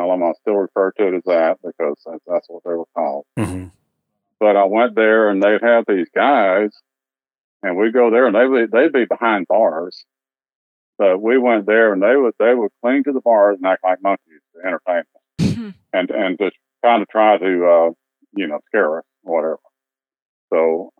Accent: Dallas, Texas, United States; also born or lived in Tyler, Texas; I grew up in Dallas. I grew up in the Oak Cliff section of Dallas

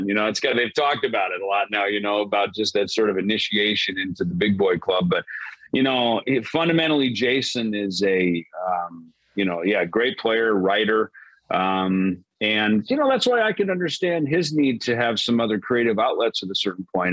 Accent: Jackson, Minnesota, United States; also born or lived in Los Angeles, California; now in Phoenix, United States; growing up in Minnesota

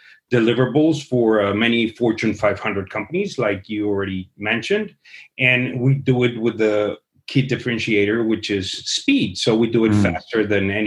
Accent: Guadalajara, Jalisco, Mexico; moved away; I am originally from Guadalajara, Jalisco, the tequila town

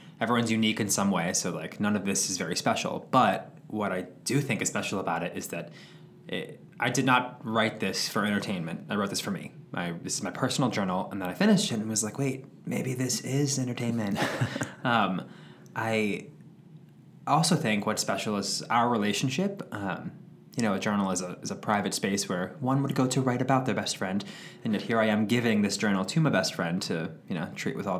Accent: New York, United States; moved away as an adult; now in California, United States; I grew up in New York, lived in the city for a long time, just recently moved to California

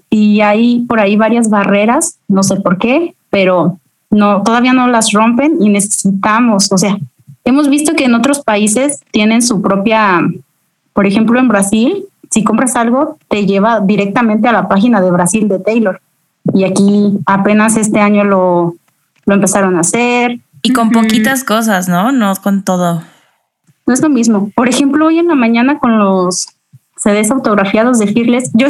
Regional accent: San Luis Potosí, Mexico; soy de, San Luis Potosí, justamente la capital de San Luis Potosí. Es un pequeño ranchito.

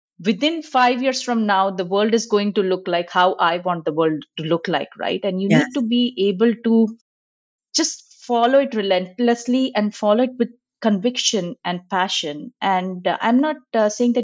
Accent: India; moved away; I'm originally from India.

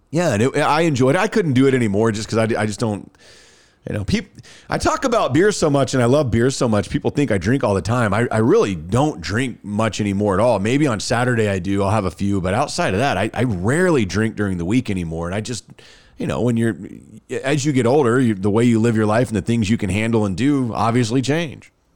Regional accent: Dallas, Texas, United States; moved away as an adult; now in Birmingham, United States; I'm from Dallas. I grew up there

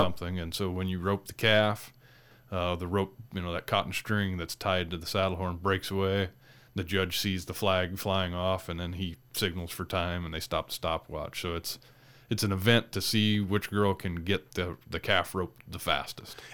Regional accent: State Center, Iowa, United States; now in North Dakota, United States; where my sister and I grew up in State Center, Iowa.

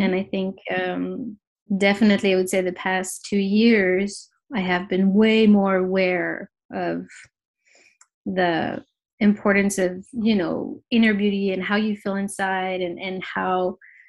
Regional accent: Paris, Île-de-France, France; moved away as an adult; also born or lived in New York; I am born and raised in Paris, but I have lived in New York for 7 years and just recently moved back to Paris, my hometown.

